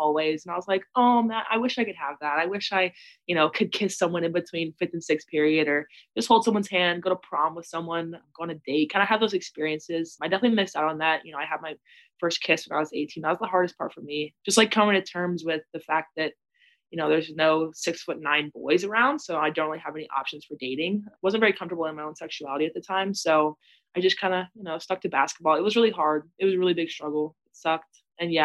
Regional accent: Austin, Texas, United States; also born or lived in California; I was born in California. I lived there for a little bit, but I'm from Austin, Texas

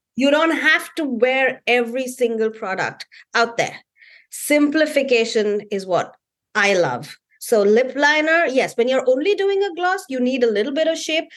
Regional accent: India; being Indian

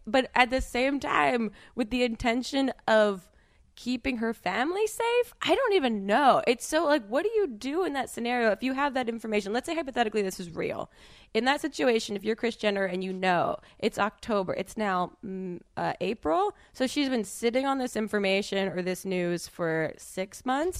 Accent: New Jersey, United States; I'm from New Jersey

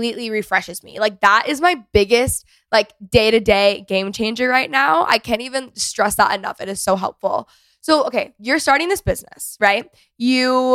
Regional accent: North Texas, United States; also born or lived in Los Angeles; I grew up in North Texas

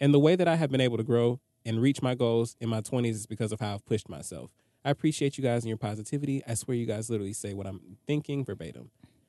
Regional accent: Toronto, Ontario, Canada; I'm from Toronto, and the legal drinking age here is 19, and I started dating my first boyfriend when I was about 17.

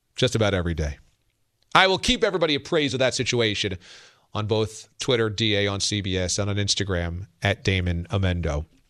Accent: New York, United States; I'm from New York

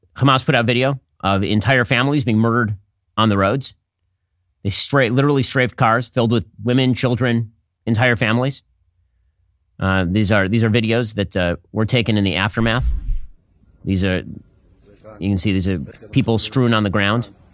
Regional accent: United States; also born or lived in Miami; I'm a Jew and because I'm an American

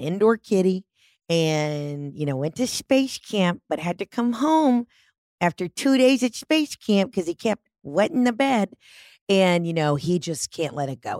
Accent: Georgia, United States; I'm from Georgia

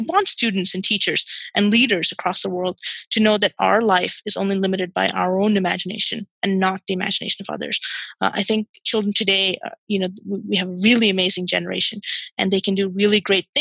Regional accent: Qatar; I was born and raised in Qatar

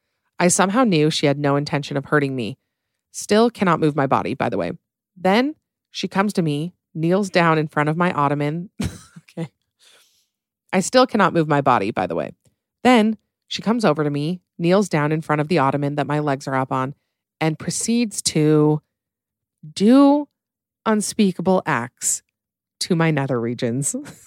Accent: Illinois, United States; So back when I was 19 or 20, I was home from college for Thanksgiving break back in my hometown in Illinois.

